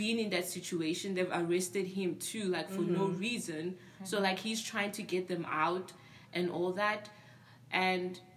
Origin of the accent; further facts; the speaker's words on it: South Africa; moved away; I grew up in South Africa